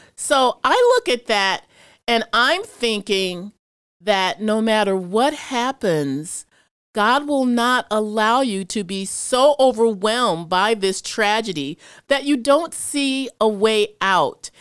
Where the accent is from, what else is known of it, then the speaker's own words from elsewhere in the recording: Chicago, Illinois, United States; I'm from Chicago, and so I've seen a lot of stuff growing up there